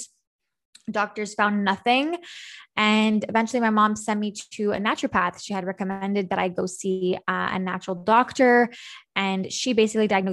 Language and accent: English; Montreal, Quebec, Canada; I'm from Montreal, Canada, hence how far we are right now. And I'm born and raised in Montreal